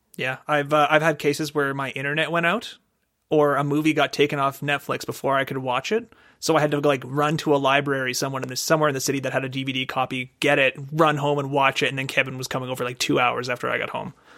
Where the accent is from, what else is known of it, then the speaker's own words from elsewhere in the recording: Canada; We're Canadian